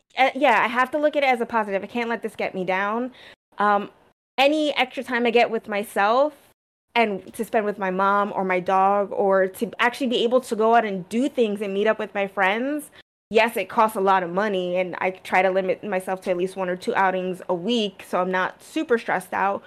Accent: United States; also born or lived in New Jersey; growing up in New York and Jersey on the East Coast

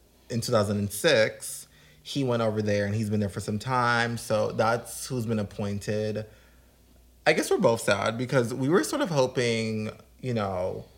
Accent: Jamaica; I'm also Jamaican

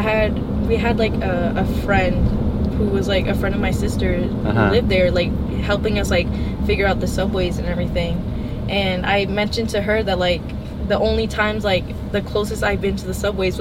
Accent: Florida, United States; also born or lived in New York City, New York / Argentina (ancestry) / Peru (ancestry); I was raised in Florida, so I'm not used to like the cold or anything

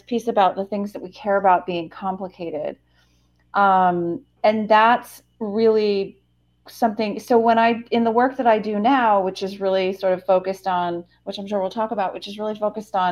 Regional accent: Western Massachusetts, United States; also born or lived in New Hampshire / Southern Spain; I'm originally from the East Coast. I'm from Western Massachusetts.

